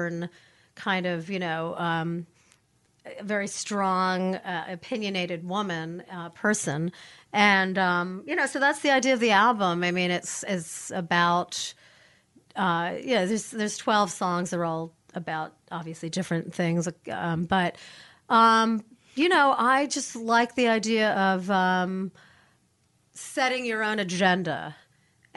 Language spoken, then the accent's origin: English; Newark, New Jersey, United States; I grew up in Newark, New Jersey when I was mm-hmm. a kid